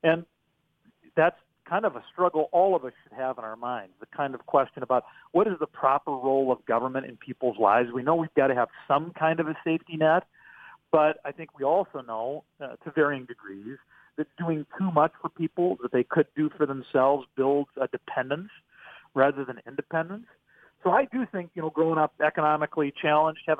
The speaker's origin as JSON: {"language": "English", "town": "Pierre", "region": "South Dakota", "country": "United States", "tie": "born or raised there", "said": "growing up in Pierre"}